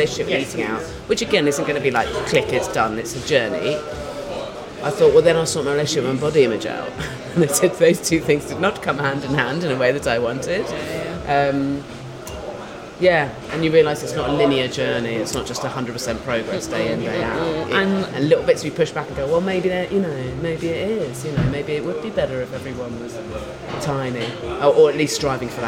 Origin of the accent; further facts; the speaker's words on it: West Country, South West England, United Kingdom; I grew up in the West Country